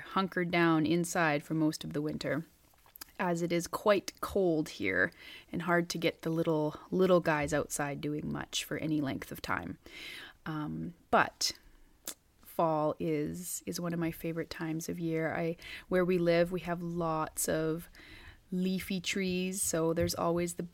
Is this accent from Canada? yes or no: yes; Northeast British Columbia, Canada; where I am currently in Northeast British Columbia, in my hometown